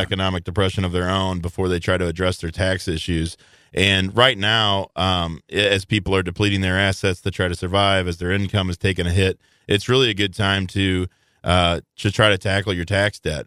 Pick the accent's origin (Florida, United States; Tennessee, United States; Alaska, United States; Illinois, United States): Illinois, United States; Belleville; moved away; I grew up in Belleville, Illinois